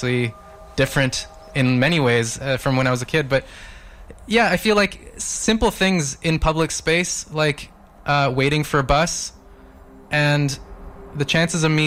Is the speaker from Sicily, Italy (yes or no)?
yes; Palermo, Sicily, Italy; now in Vancouver, Canada; I'm from Palermo